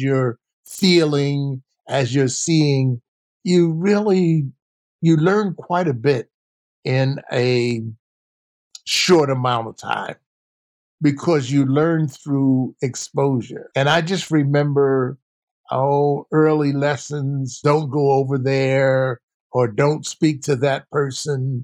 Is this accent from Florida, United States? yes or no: no; Philadelphia, Pennsylvania, United States; I grew up in South Philly.